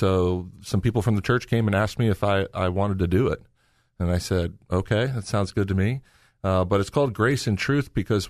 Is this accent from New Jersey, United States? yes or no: no; Lexington, Ohio, United States; I grew up in Lexington, Mansfield area in a Christian home